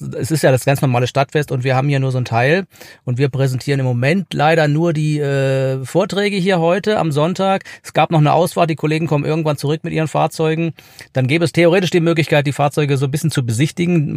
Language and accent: German; near Horb am Neckar, Baden-Württemberg, Germany; Ich komme ja auch aus der Gegend, äh, 50 Kilometer von hier